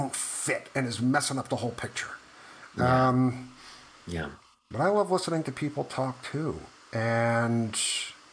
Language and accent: English; New York, United States; I grew up in New York. In the 80s